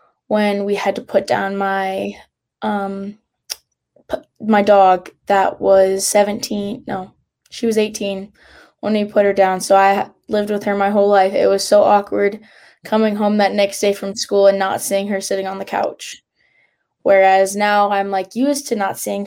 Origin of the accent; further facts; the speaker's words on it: Chinook, Montana, United States; moved away as an adult; now in Missoula, United States; My hometown is Chinook, Montana, but I am currently attending school at the University of Montana in Missoula, Montana